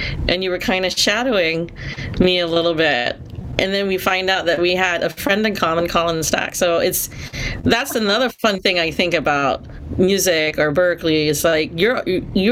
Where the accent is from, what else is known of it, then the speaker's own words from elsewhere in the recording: Singapore; also born or lived in California; now in United States; I'm originally from Singapore, and so coming here to the U.S.